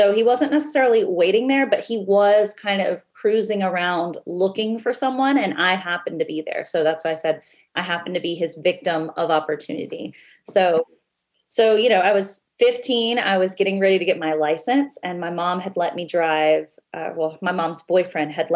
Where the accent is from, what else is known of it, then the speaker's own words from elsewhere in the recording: Lexington, South Carolina, United States; I was raised in Lexington, South Carolina